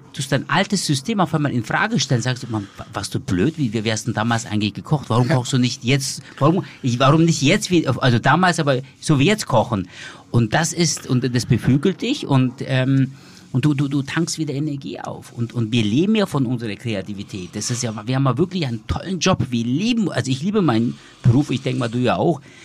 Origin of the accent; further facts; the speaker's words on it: Germany; bei uns in Deutschland